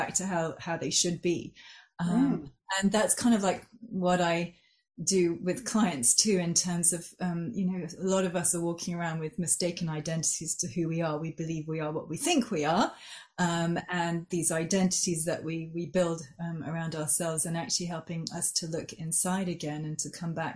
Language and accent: English; Geneva, Switzerland; moved away as an adult; now in Oxford, United Kingdom; I grew up in Switzerland, in Geneva. So I was there till I was 18.